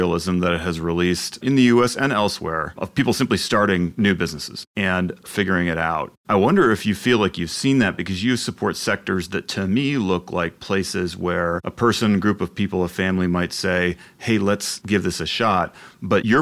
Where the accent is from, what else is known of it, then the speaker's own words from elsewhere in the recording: Canada; I've admitted to being Canadian